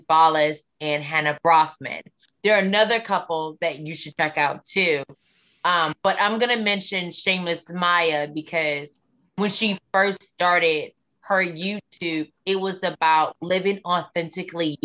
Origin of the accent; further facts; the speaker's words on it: Baltimore, Maryland, United States; accent: Southern; I'm from Baltimore